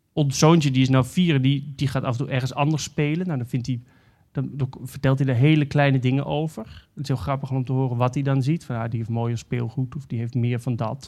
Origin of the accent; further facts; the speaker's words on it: Netherlands; moved away; we zijn Nederlanders